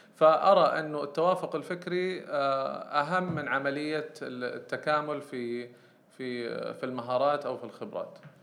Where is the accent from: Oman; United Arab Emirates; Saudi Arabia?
Saudi Arabia; عندنا في السعودية